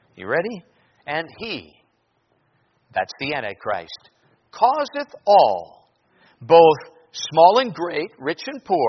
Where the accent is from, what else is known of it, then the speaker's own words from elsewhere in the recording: Minnesota, United States; now in Anchorage, United States; my grocery store in my hometown in Minnesota